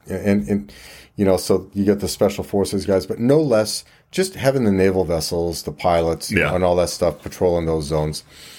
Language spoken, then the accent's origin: English; Quebec, Canada; I just looked like I was probably on Old Orchard Beach, and I'm from Quebec, right?